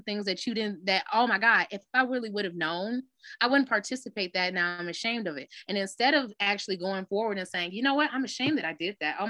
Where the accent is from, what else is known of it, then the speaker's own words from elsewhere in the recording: Detroit, Michigan, United States; I'm from Detroit. So everybody know Detroit town